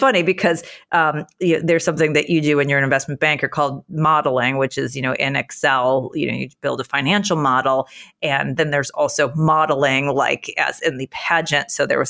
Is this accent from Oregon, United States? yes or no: no; Chicago, Illinois, United States; also born or lived in Philadelphia / New York; I'm a city girl. I'm from Chicago. I went to school in Philly. I spent time in New York.